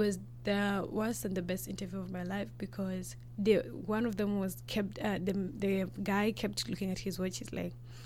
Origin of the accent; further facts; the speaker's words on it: Rwanda; also born or lived in Nairobi, Kenya; now in Canada; I'm from Rwanda.